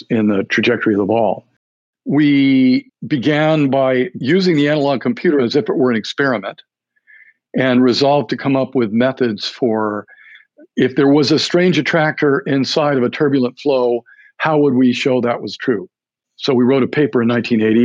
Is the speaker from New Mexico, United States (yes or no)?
yes; New Mexico, United States; moved away as an adult; I'm from New Mexico.